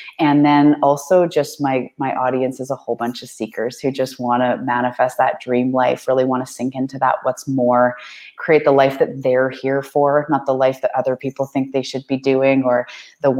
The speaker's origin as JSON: {"language": "English", "area": "Vancouver Island", "region": "British Columbia", "country": "Canada", "said": "I am a Canadian. I'm from the west coast of Canada on Vancouver Island"}